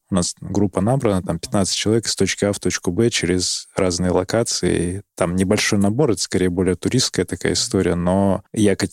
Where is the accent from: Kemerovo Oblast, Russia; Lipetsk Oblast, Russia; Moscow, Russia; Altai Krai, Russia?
Altai Krai, Russia; Barnaul; Я, я из Барнаула